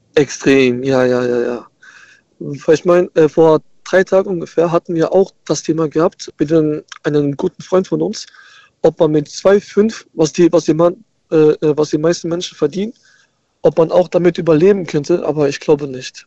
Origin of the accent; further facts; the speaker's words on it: Germersheim, Rhineland-Palatinate, Germany; Ich komme aus der aus Germersheim